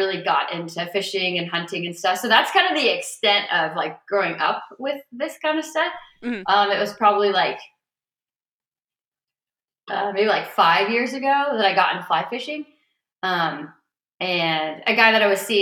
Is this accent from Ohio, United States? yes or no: yes; Cleveland, Ohio, United States; Growing up in a suburb of Cleveland. I was born in Cleveland proper